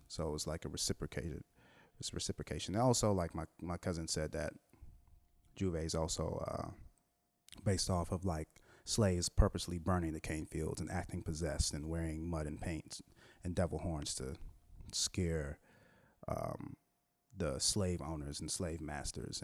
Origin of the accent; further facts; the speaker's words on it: Washington, District of Columbia, United States; also born or lived in Trinidad; me, growing up in Washington, D C